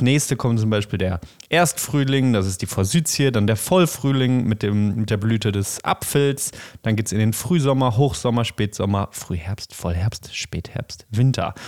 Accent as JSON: {"language": "German", "town": "Bochum", "region": "North Rhine-Westphalia", "country": "Germany", "tie": "born or raised there", "said": "ich bin in der Stadt aufgewachsen in Bochum"}